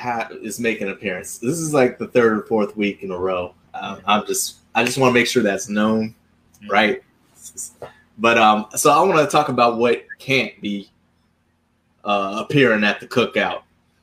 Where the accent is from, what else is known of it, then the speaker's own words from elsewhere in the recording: Charleston, South Carolina, United States; which I'm from Charleston